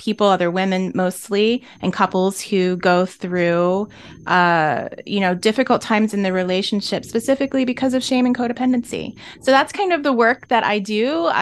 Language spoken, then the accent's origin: English; Maryland, United States; I'm from Maryland